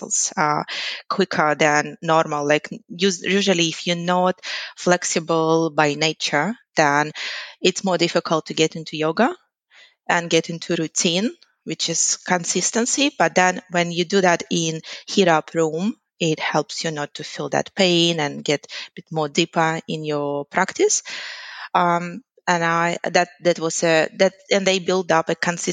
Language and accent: English; Ukraine; English is a second language; moved away as an adult; also born or lived in Boston, United States; now in Sydney, Australia; I'm originally from Ukraine